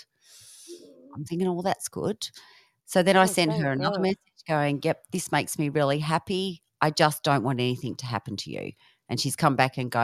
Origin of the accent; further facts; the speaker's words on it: England, United Kingdom; We're all English, so we love our tea.